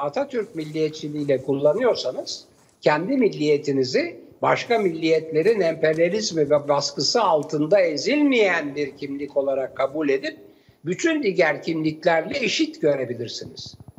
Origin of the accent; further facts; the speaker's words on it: Turkey; Türk, Türk'üm diyorum